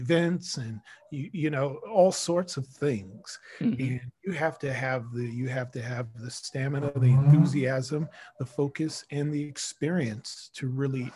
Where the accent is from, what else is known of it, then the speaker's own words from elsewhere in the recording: New York City, New York, United States; I'm a New Yorker. The most exotic thing I grew up with was squirrels